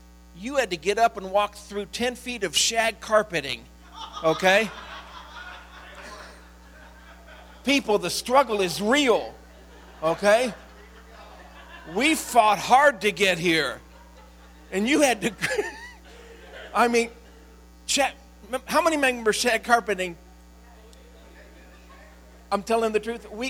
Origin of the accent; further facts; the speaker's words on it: Cleveland, Ohio, United States; I grew up in the Cleveland area